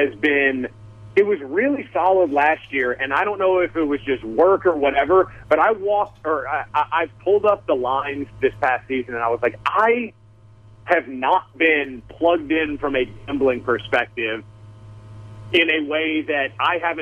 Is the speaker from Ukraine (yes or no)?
no; Georgia, United States; growing up around Georgia